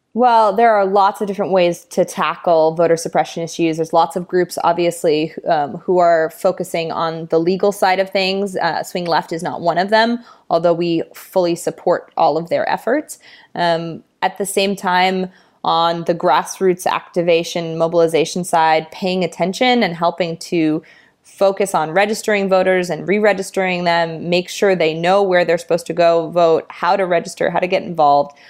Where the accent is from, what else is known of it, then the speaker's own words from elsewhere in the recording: Los Angeles, California, United States; my hometown in Los Angeles, California